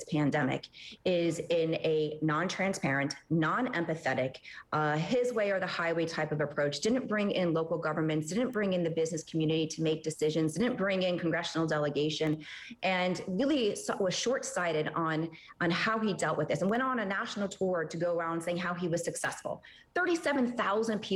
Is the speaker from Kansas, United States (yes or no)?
no; Miami, Florida, United States; I was brought up in Miami with a diehard Republican as a father, diehard Democrat as a mother.